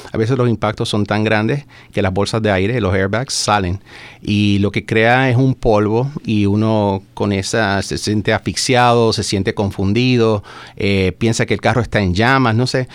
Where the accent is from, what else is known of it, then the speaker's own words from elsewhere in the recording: Puerto Rico; moved away as an adult; now in Maryland, United States; Soy de Puerto Rico, nacido y criado allá. Llevo ya 12, 13 años ya viviendo en el estado de Maryland